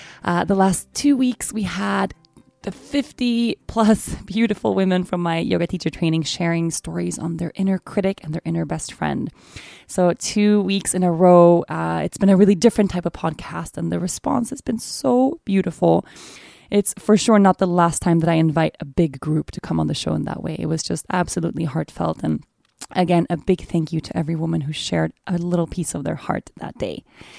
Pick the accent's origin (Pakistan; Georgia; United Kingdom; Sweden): Sweden; Oatly is the original oat milk from Sweden, my home country, by the way.